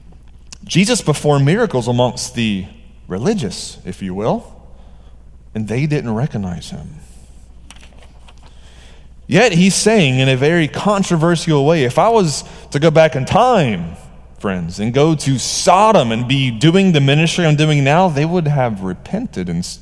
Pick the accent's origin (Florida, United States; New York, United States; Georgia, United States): Georgia, United States; I'm from Georgia